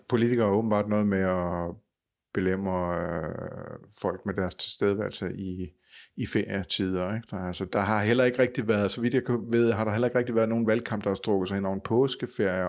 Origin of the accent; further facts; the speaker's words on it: Funen, Southern Denmark, Denmark; Fynboer som mig